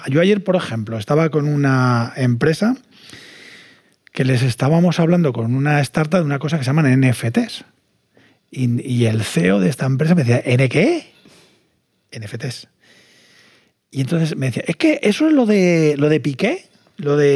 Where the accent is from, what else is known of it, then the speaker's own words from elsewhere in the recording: Valencian Community, Spain; nosotros somos valencianos, ejercemos de valencianos y estamos muy orgullosos de ser valencianos y, por supuesto, españoles.